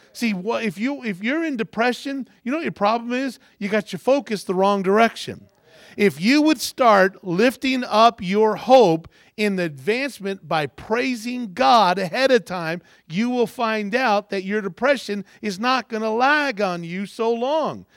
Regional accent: Kentucky, United States; I was born in Kentucky because I wanted to be close to my mom when I was born

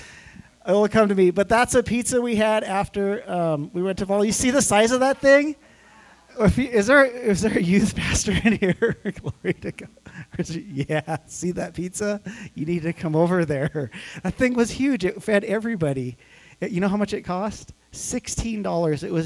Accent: Montana, United States; moved away as an adult; also born or lived in California; I'm from Montana

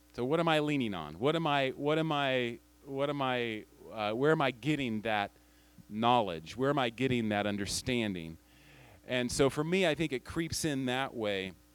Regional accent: United States; moved away as an adult; also born or lived in Tajikistan; as an American living overseas

